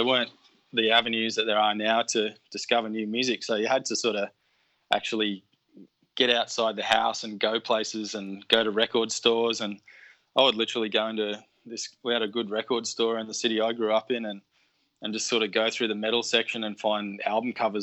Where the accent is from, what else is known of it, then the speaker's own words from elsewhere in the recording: Canberra, Australian Capital Territory, Australia; moved away as an adult; also born or lived in Lismore; I grew up in Canberra